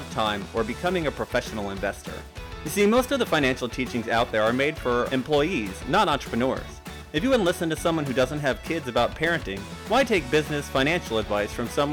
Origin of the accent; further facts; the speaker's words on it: outside of Chicago, Illinois, United States; we grew up outside of Chicago